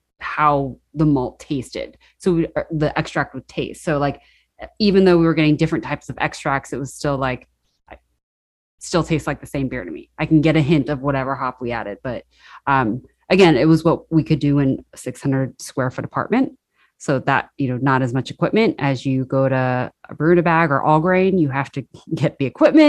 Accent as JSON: {"language": "English", "region": "New Hampshire seacoast", "country": "United States", "tie": "born or raised there", "also_born_or_lived": "Los Angeles, California", "moved": "as an adult", "lives_now": "Berkshires, United States", "said": "So I was born in LA. And then my mom wanted to see trees. So we moved to New Hampshire when I was 8."}